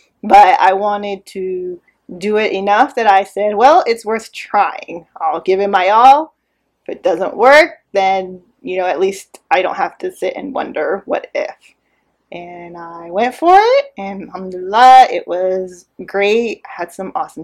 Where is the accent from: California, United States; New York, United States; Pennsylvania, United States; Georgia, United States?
California, United States; Irvine; moved away as an adult; now in Houston, United States; I grew up in Irvine. It's a small city in Orange County, California, in Southern California.